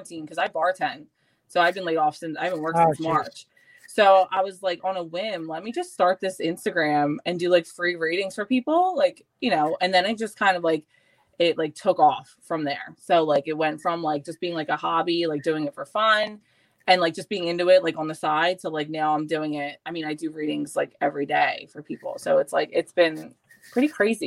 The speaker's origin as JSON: {"language": "English", "town": "Philadelphia", "region": "Pennsylvania", "country": "United States", "tie": "born or raised there", "said": "I lived all over Northeast"}